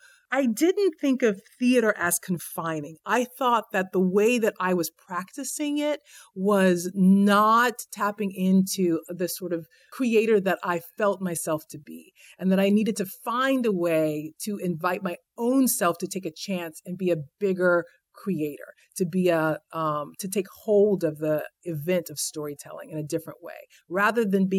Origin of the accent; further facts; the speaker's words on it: Houston, Texas, United States; Houston, Texas.